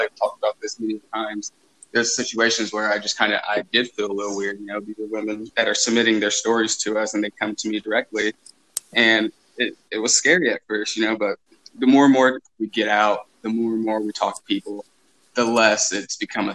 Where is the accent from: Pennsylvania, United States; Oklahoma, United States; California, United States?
Oklahoma, United States; Bethany; I come from a small little suburb outside of Oklahoma City called Bethany